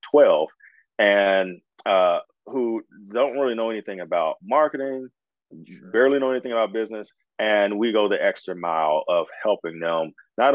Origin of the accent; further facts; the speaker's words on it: Indianapolis, Indiana, United States; I grew up in Indy, I spent my summers on the East Coast, in Washington, D.C. and Maryland